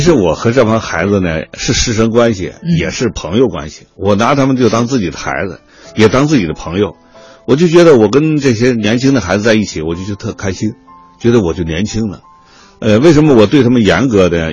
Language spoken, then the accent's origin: Chinese; Tianjin, China; moved away; also born or lived in Inner Mongolia; 我从，从离开我的家乡天津，我就到了草原，到了内蒙